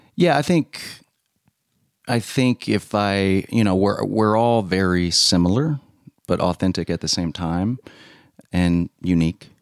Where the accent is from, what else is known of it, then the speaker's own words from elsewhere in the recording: Louisiana, United States; moved away as an adult; also born or lived in Texas; I grew up in Louisiana.